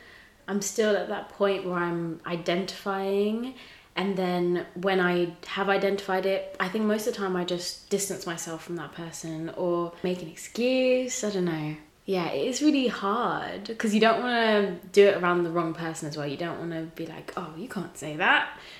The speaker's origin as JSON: {"language": "English", "region": "England", "country": "United Kingdom", "tie": "born or raised there", "also_born_or_lived": "Tanzania", "said": "So I was born in Tanzania. I moved when I was 5 to a small town in England, so random."}